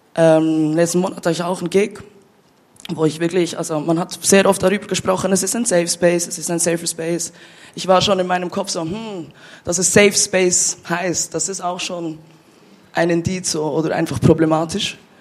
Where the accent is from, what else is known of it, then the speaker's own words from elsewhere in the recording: Bern, Switzerland; moved away as an adult; now in Basel, Switzerland; ich bin ja in Bern aufgewachsen und ich bin vor fünf Jahren nach Basel gezogen